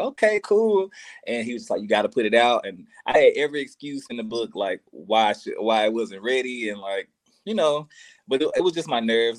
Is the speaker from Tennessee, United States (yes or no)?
yes; Memphis, Tennessee, United States; I'm from Memphis